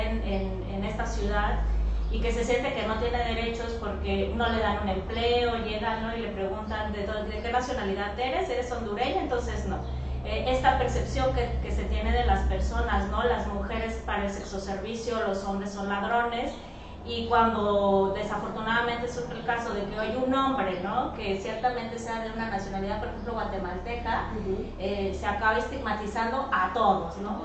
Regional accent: Mexico; nosotras como mexicanas

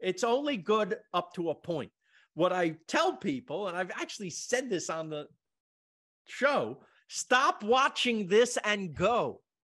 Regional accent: East Coast, United States; moved away as an adult; now in Los Angeles, United States; I'm from the East Coast

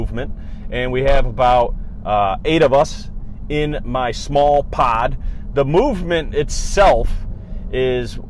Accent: Cortland, New York, United States; moved away as an adult; now in Syracuse, United States; He still lives in my hometown of Cortland, New York. I'm up in the Syracuse area now

